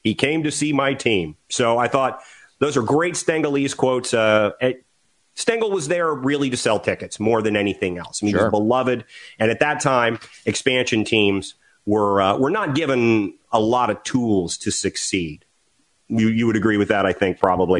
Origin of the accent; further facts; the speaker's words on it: Washington, District of Columbia, United States; I grew up in Washington D.C.